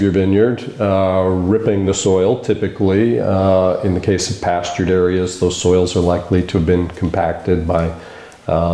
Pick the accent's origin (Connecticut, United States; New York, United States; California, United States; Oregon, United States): Oregon, United States; Eugene; moved away; also born or lived in Washington; We're both from the Eugene area